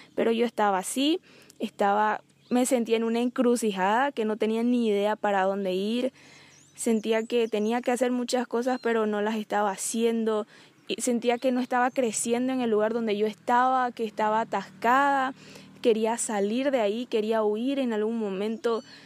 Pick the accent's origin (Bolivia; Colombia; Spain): Bolivia; soy boliviana, tengo 23 años